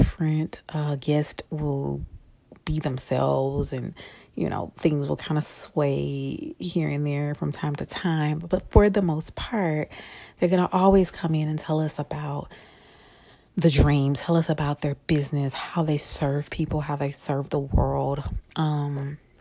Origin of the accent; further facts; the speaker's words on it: Shreveport, Louisiana, United States; I am originally from Shreveport, Louisiana